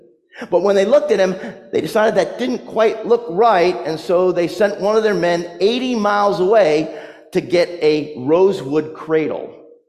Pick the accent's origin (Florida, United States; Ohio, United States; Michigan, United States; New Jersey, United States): New Jersey, United States; also born or lived in North Carolina; Like, I came from New Jersey, but if you remember, I lived in North Carolina for almost 20 years.